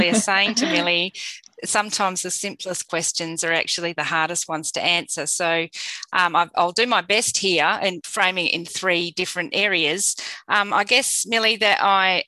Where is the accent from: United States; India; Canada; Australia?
Australia; Perth, Western Australia; living and having been grown up in Perth and born in Perth